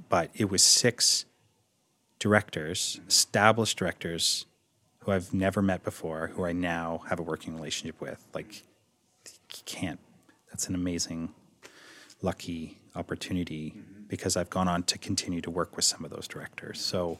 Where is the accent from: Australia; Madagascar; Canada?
Canada; Toronto, Ontario; I'm from Toronto, can I work here?